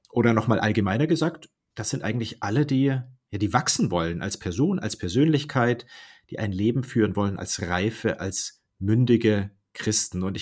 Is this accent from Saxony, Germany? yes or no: no; Baden-Württemberg, Germany; ursprünglich komme ich aus dem Ländle, aus Baden-Württemberg, zwischen Stuttgart und Karlsruhe.